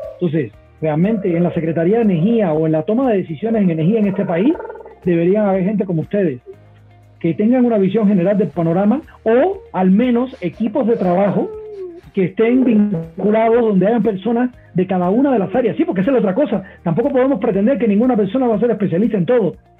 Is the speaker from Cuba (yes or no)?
yes; Cuba; now in Mexico; yo vengo de Cuba